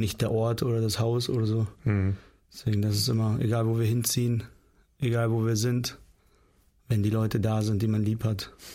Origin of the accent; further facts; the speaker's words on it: Northern Germany, Germany; also born or lived in Kyrgyzstan; Also die meiste Zeit sind wir eigentlich im Norden Deutschlands aufgewachsen. Ich war eins, als wir aus Kirgistan hergekommen sind.